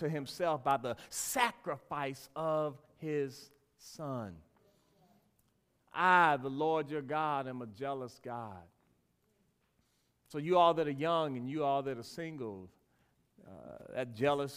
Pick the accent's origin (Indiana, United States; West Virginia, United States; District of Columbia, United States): District of Columbia, United States; Washington; When I was a little boy, we would have the offering time and people would give their money. And I was growing up in Washington, D.C